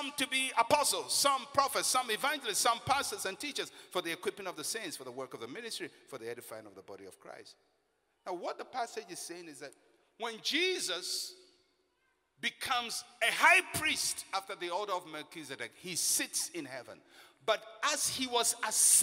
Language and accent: English; Elmina, Central Region, Ghana; I'm a Fanti from Elimina of the Anona clan